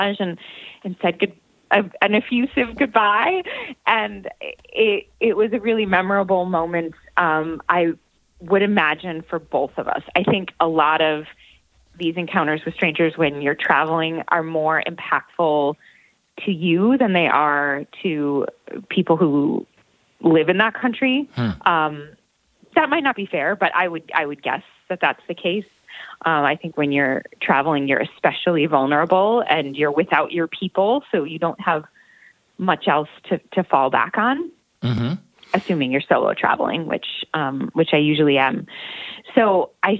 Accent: Buffalo, New York, United States; moved away; Buffalo is my hometown

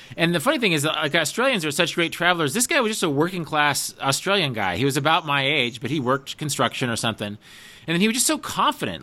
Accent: United States; we're both Americans

